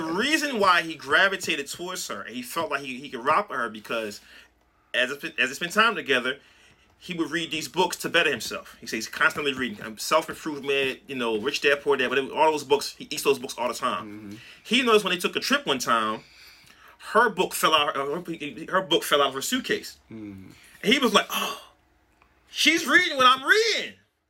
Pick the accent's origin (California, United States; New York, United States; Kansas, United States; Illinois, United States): New York, United States; Brooklyn; Right. I'm from Brooklyn